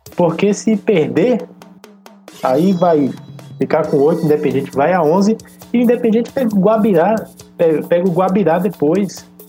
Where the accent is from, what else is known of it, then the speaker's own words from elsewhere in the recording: Brazil; A gente é brasileiro